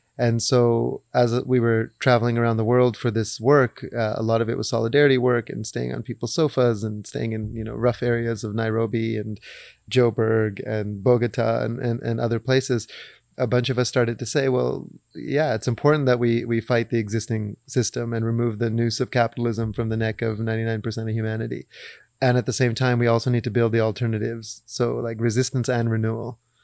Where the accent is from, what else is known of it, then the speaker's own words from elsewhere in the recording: Vancouver, British Columbia, Canada; we come from Vancouver, but our parents are, uh, East African of Indian, Arab, Persian descent